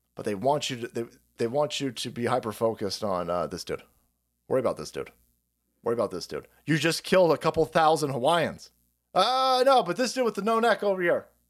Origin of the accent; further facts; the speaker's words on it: California, United States; I'm a Californian